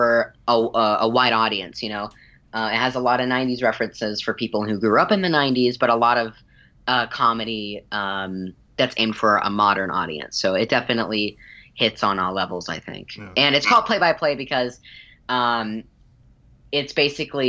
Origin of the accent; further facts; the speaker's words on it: Texas, United States; moved away as an adult; also born or lived in Chattanooga, Tennessee; now in Los Angeles, United States; I was born in Chattanooga, Tennessee, but then I moved to Texas when I was maybe 8 or 9